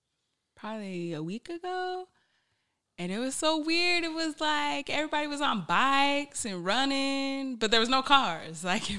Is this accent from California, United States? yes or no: no; Utah, United States; Like, Utah and growing up in Utah, in the bubble, it can rob you of so much self-identity because of the bubble and the lack of diversity that's within it.